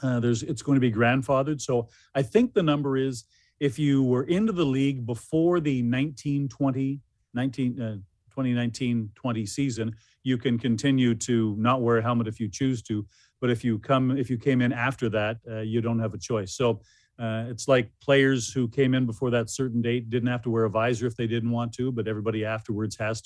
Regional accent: Warren, Manitoba, Canada; moved away as an adult; now in Ottawa, Canada; I grew up in Manitoba. I grew up in a little farming town just outside of Winnipeg, Warren, Manitoba

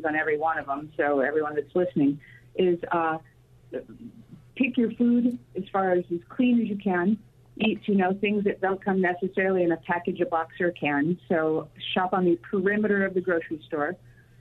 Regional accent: Chicago, Illinois, United States; I grew up in the Chicagoland area

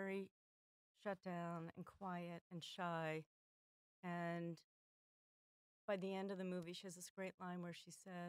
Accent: Philadelphia, Pennsylvania, United States; I'm also from Philadelphia

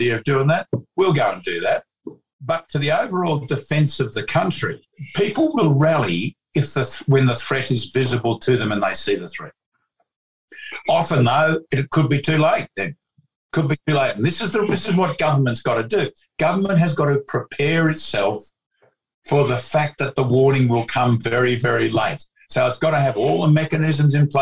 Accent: Melbourne, Victoria, Australia; I was born in 1950, in Melbourne

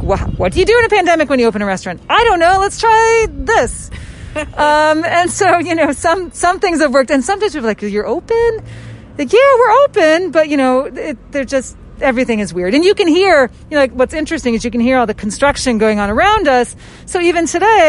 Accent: Indiana, United States; now in Philadelphia, United States; I'm a Hoosier. I'm from Indiana.

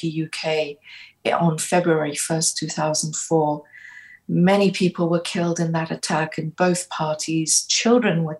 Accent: London, United Kingdom; moved away as an adult; also born or lived in Kurdistan Region, Iraq; now in Washington DC, United States; I grew up in Britain from the age of 11. So in fact, most of my life, I have lived abroad.

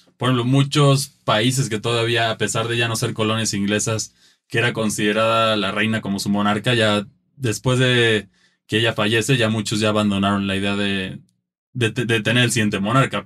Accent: Mexico; como mexicanos nosotros

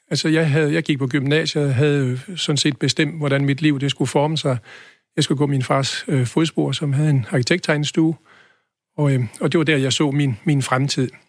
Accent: Holstebro, Central Denmark Region, Denmark; moved away as an adult; now in Aarhus, Denmark; Jeg er født i Holstebro, ja.

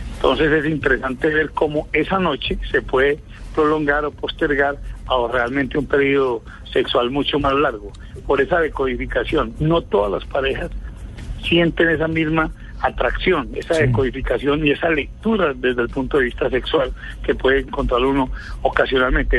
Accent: Medellín, Antioquia, Colombia; De aquí, de la capital de la montaña, Medellín

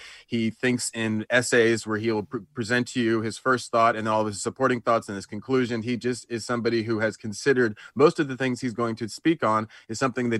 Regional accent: Atlanta, Georgia, United States; moved away; I was born in Atlanta and raised in Atlanta for the first part of my life.

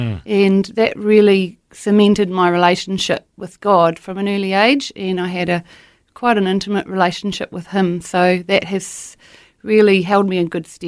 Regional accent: Papua New Guinea; born there; Well, Matt, I was born in Papua New Guinea. My parents were missionaries there for 15 years in the top of Papua New Guinea there.

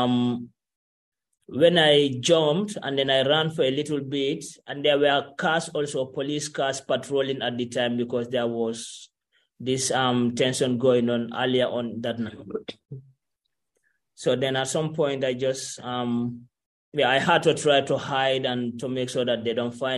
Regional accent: Gambia; moved away as an adult; also born or lived in Algeria; I'm from Gambia

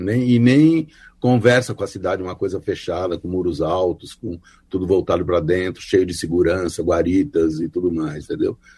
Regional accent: São Paulo, Brazil; eu morei, eu nasci no Bom Retiro, né, que era um bairro urbano, de um gueto judaico e tal

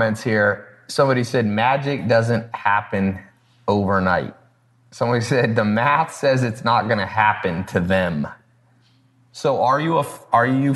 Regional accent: Long Beach, California, United States; also born or lived in San Diego; I was born in Long Beach, but I also lived down in San Diego

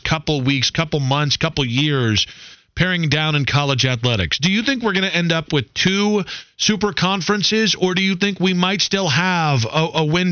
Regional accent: Ohio, United States; I was born in Ohio.

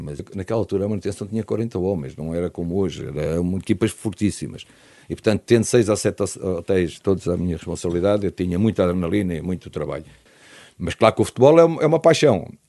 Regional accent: Lisbon, Portugal; lá do meu bairro da Penha de França

